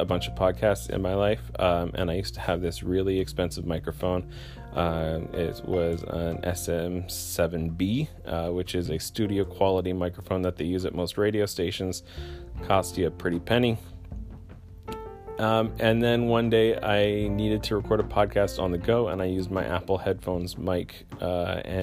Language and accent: English; Canada; I'm Canadian